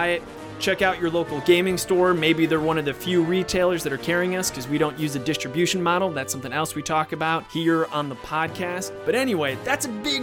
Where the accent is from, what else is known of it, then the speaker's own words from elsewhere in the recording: Cleveland, Ohio, United States; I used to say I'm from Cleveland